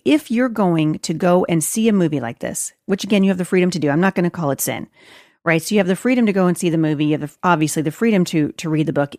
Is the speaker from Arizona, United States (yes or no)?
no; Portland, Oregon, United States; Portland, Oregon, which is my hometown